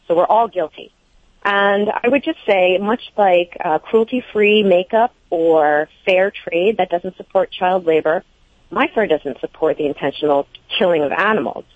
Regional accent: New England, United States; moved away as an adult; also born or lived in Europe; growing up in New England

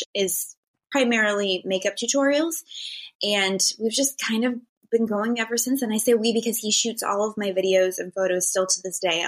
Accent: Northeast Ohio, United States; moved away as an adult; now in Los Angeles, United States; I'm from Ohio

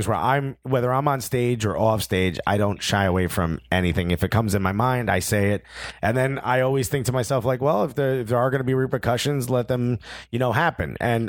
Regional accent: Newark, New Jersey, United States; I grew up in Newark, New Jersey, when it was the murder capital of the world, right.

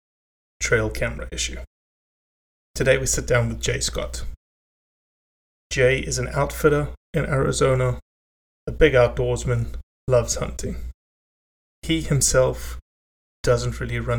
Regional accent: South Africa; moved away; The fishing that I grew up with in South Africa was fly fishing in the mountains.

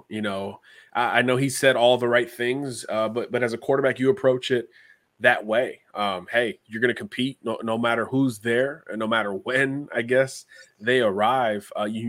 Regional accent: Florida, United States; You know, this state, my home state, is not known for producing a lot of big time quarterback recruits.

